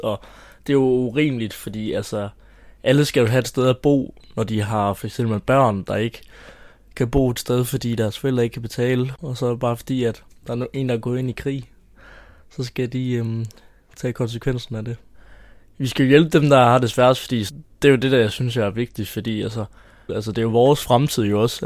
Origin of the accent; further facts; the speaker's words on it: Haderslev, Southern Denmark, Denmark; jeg er 17 år, og jeg er fra Haderslev